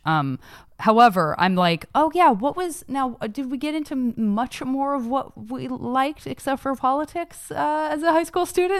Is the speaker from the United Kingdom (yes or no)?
no; Tucson, Arizona, United States; growing up in Tucson